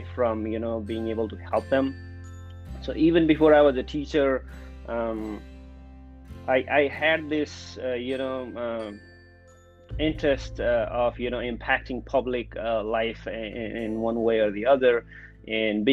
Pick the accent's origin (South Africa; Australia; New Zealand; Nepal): Nepal; Kapilvastu, Lumbini Province; moved away; growing up in Kapilvastu, Nepal.